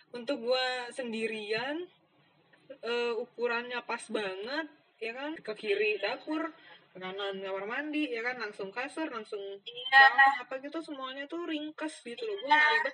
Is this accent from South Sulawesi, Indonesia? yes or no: no; Surabaya, East Java, Indonesia; kan secara dari Surabaya tapi itu kan punya gue semua kasur gitu-gitu